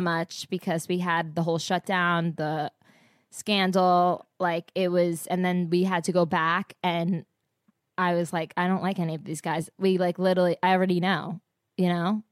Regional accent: New Jersey, United States; I'm from Jersey

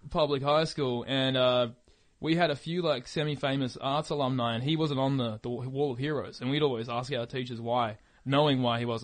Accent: Australia; you say, "Oh, I'm from Australia,"

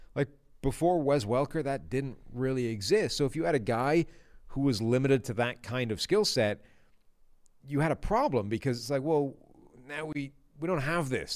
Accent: Ireland; I'm Irish

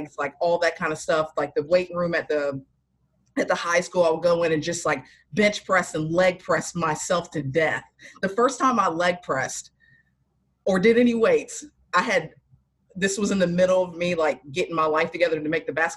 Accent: near the Outer Banks, North Carolina, United States; I grew up in North Carolina, like right outside the Outer Banks

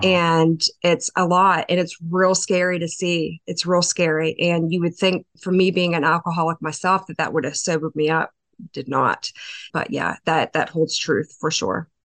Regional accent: LaVale, Maryland, United States; I am from a little town in Western Maryland, uh, Lavelle, Maryland

